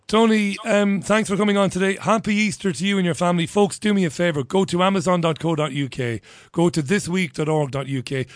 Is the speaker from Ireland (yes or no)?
yes; Ireland; I'm an Irishman, but it's not because of my Irish, you know, heritage